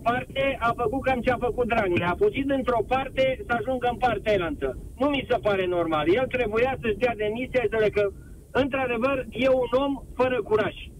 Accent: Brașov, Brașov County, Romania; moved away as an adult; now in Madrid, Spain; eu sunt brașovean

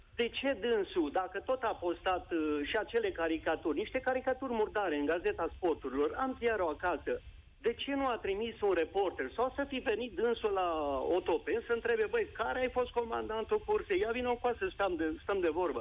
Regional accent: Sibiu, Sibiu County, Romania; eu sunt sibian, locuiesc în Sibiu.

